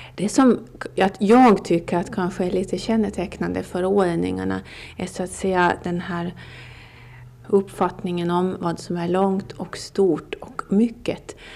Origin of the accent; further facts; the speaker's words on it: Åland Islands; om man frågar mig varifrån jag kommer så säger jag att jag kommer från Åland